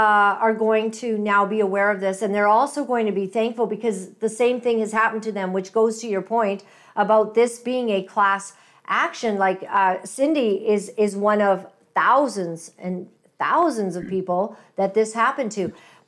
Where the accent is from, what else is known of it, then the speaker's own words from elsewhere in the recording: Canada; You're basically going to stand your ground in what you know to be, I think, as a Canadian.